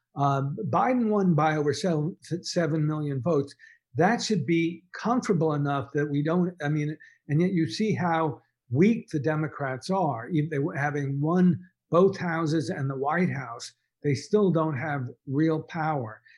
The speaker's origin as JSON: {"language": "English", "town": "Dallas", "region": "Texas", "country": "United States", "tie": "born or raised there", "said": "I grew up in Dallas"}